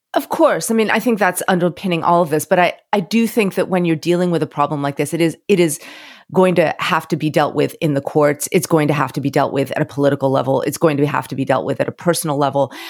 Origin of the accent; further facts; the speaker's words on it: Florida, United States; moved away; I'm from Florida